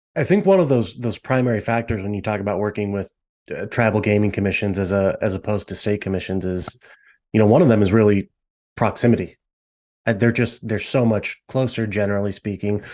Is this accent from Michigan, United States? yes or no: no; Las Vegas, Nevada, United States; growing up in Vegas, being used to Vegas casinos and the, the style resorts we have